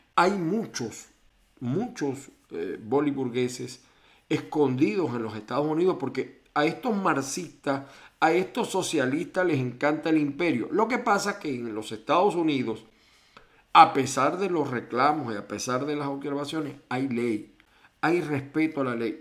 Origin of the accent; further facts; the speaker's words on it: Venezuela; moved away as an adult; now in Chile; soy de Venezuela